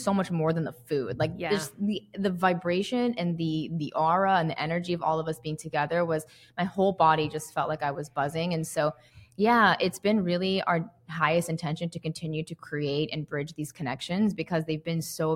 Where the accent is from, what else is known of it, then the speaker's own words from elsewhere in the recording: the South, United States; I'm from the South. I went to an SEC school.